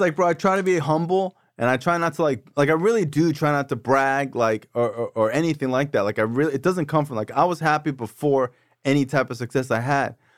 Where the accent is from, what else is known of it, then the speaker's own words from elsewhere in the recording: Davie, Florida, United States; I'm from Davie